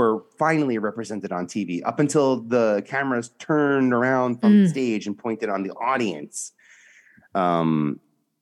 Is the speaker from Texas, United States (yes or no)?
no; New York City, New York, United States; I'm from New York, originally from Staten Island